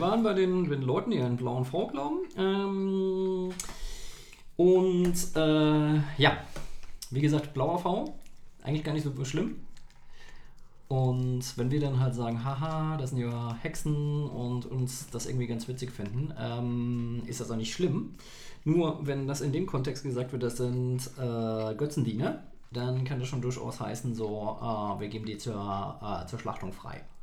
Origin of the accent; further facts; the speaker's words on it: Saarland, Germany; Wir Saarländer